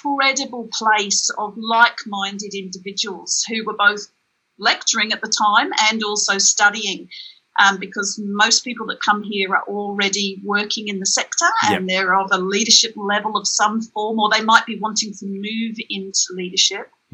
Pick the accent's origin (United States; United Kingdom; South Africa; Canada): United Kingdom; England; I grew up in England in a family that was very aware of social justice issues